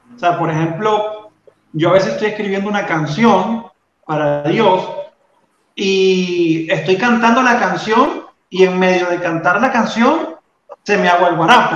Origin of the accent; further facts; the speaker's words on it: Venezuela; accent: Venezuelan; moved away as an adult; now in Colombia; yo vivo en Colombia, yo soy venezolano, entonces creo que se nota porque no, he perdido, a pesar de que tengo 10 años, no he perdido mi acento